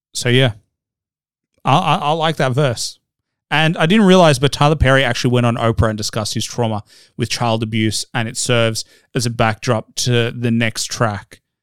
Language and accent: English; Australia; as an Australian white guy